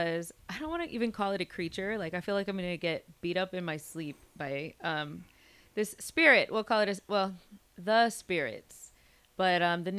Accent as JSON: {"language": "English", "country": "United States", "tie": "born or raised there", "said": "I grew up here in the States. I was born in the States"}